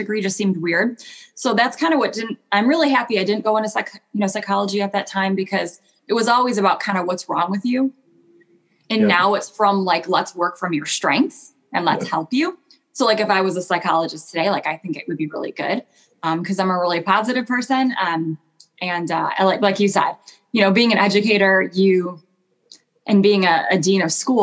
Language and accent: English; Michigan, United States; I grew up in Michigan